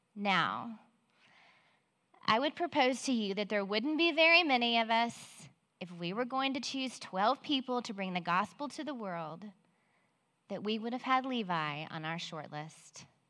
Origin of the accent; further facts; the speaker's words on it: Belton, United States; I grew up in Belton and married my high school sweetheart almost 30 years ago